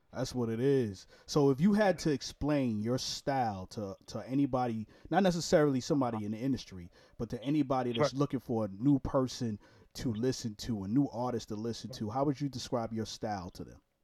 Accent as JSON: {"language": "English", "town": "New York City", "region": "New York", "country": "United States", "said": "I'm from Brooklyn too"}